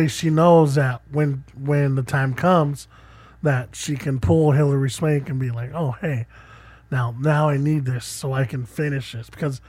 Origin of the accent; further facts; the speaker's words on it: Australia; no, I did. I'm Australian.